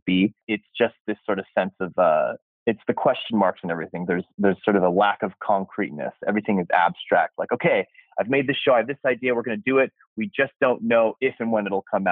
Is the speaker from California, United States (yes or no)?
yes; California, United States; born and raised in California